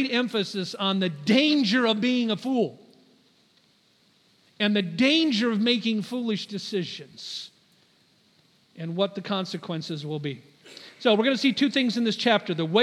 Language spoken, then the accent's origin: English; United States; as an American